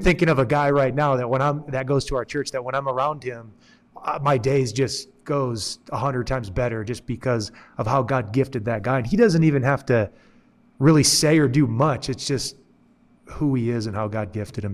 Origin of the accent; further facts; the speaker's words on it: Michigan, United States; moved away as an adult; now in New Mexico, United States; since I moved to New Mexico, 'cause originally I'm from Michigan